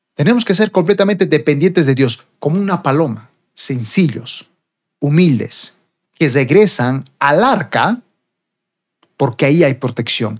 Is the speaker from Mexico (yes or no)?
no; Bolivia; acá en mi país, Bolivia